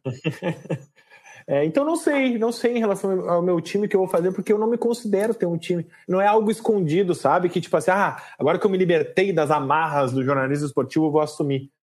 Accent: Porto Alegre, Rio Grande do Sul, Brazil; Sou, sou de Porto Alegre

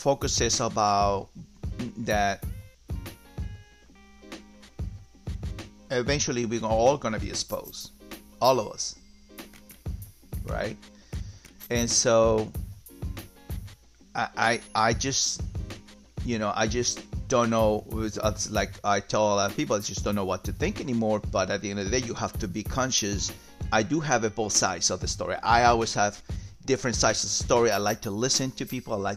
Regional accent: Peru; moved away; I'm from Peru

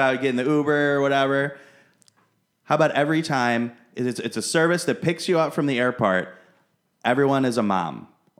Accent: Detroit, Michigan, United States; I am from Detroit. I've lived there my whole life.

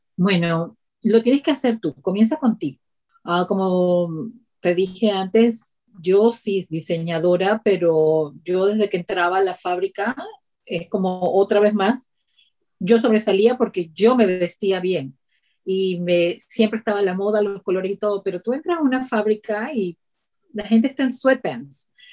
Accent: Ciudad Guayana, Bolívar, Venezuela; moved away as an adult; also born or lived in Boston, United States; now in United States; viniendo de Venezuela, un lugar tan caliente de la ciudad donde yo vengo, que es de Ciudad Guayana

